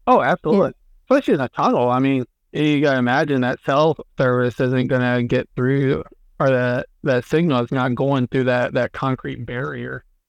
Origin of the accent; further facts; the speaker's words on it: near the Appalachians, United States; growing up near the Appalachians is uh, there's a mm-hmm. lot of really cool places to check out, not just in southwestern Virginia